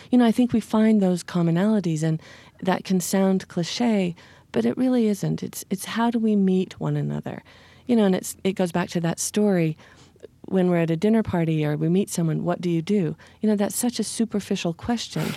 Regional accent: Utah, United States; as an American citizen growing up in the Interior West

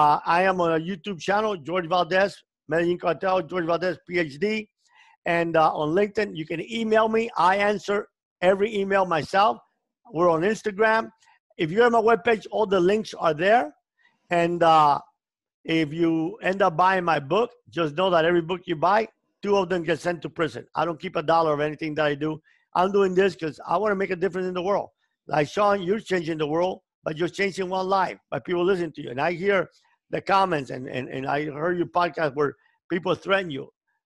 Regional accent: Cuba; moved away; The biggest joy in my life came when I came from Cuba and I didn't have money to eat.

